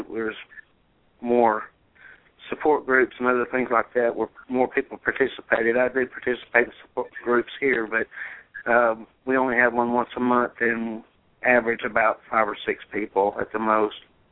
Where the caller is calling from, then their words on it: Chattanooga, Tennessee, United States; I'm calling from Chattanooga, Tennessee.